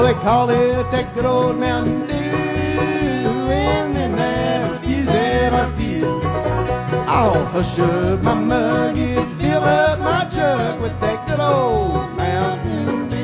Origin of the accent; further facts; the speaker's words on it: Badeville, Kentucky, United States; I'm from Badeville